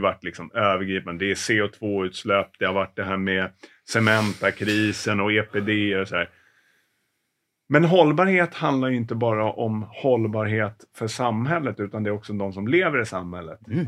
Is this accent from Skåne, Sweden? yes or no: no; Stockholm, Stockholm County, Sweden; jag har ju ingen dialekt, eh, som stockholmare